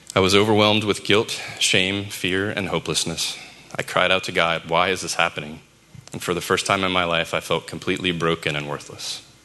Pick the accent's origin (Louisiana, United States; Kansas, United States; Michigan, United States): Louisiana, United States; New Orleans; I was born in New Orleans to parents who were babies themselves